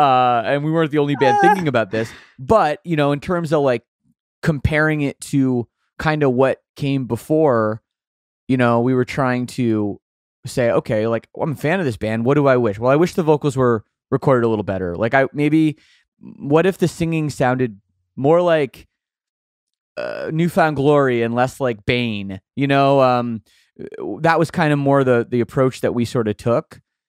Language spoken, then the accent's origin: English; Oakville, Ontario, Canada; I grew up in Oakville, Ontario, suburb of Toronto